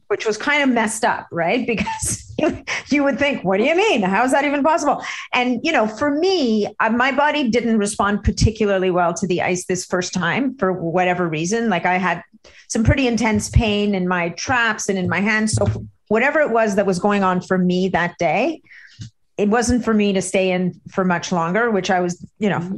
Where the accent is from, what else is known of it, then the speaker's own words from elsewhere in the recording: Montreal, Quebec, Canada; I grew up in Montreal where there's a brutal winter